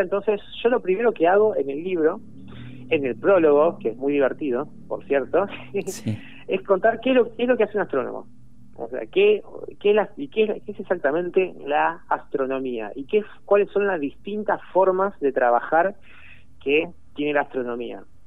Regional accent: Argentina; yo soy de acá, digamos, soy de acá

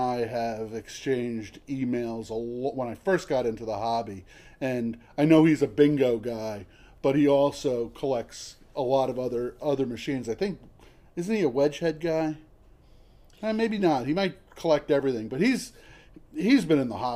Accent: New Jersey, United States; moved away; I grew up in New Jersey, but not that part

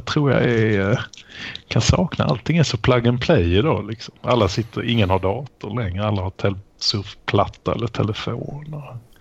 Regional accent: Malmö, Skåne, Sweden; now in Lund, Sweden; min födelsestad Malmö. Jag är tyvärr i exil därifrån.

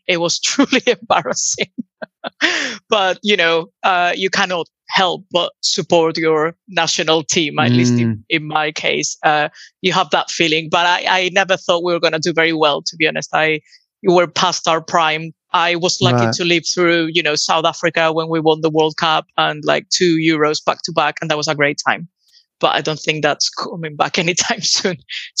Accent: Huelva, Andalusia, Spain; now in United Kingdom; So I'm from the south of Spain. It's a small city called Huelva, and it's the southwesternmost province in Spain. So we are between Seville and the Algarve in Portugal

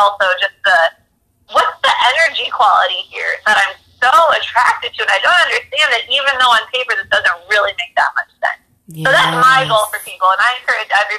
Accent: Minneapolis, Minnesota, United States; I'm from Minneapolis

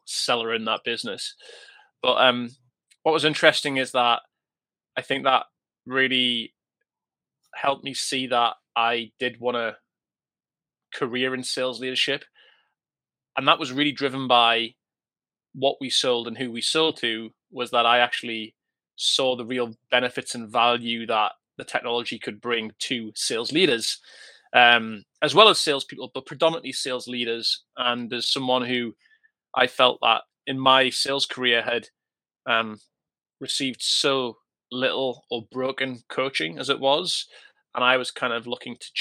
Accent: Newcastle upon Tyne, North East England, United Kingdom; I'm a northern boy, born and bred, and that's the real north

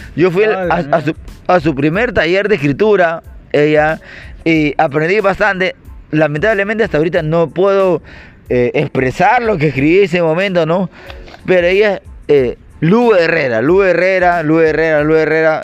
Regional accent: Peru

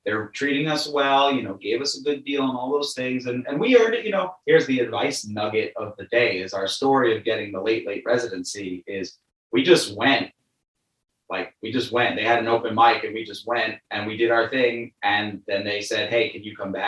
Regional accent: New York City, New York, United States; I'm from Brooklyn

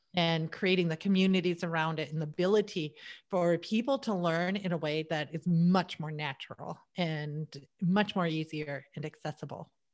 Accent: United States; I was born in America.

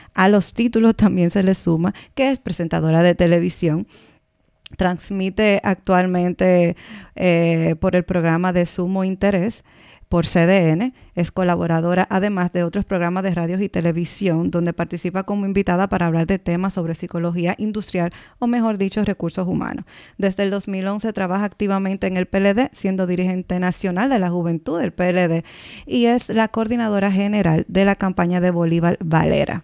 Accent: Dominican Republic; moved away; somos dominicanas en el extranjero

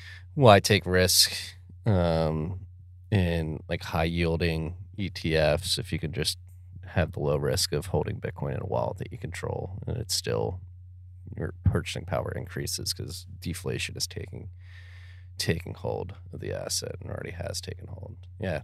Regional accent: Philadelphia, Pennsylvania, United States; I'm from Philadelphia

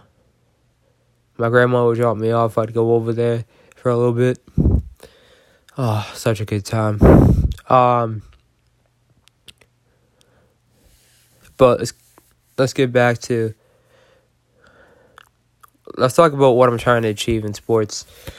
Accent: Boston, Massachusetts, United States; I'm from Boston

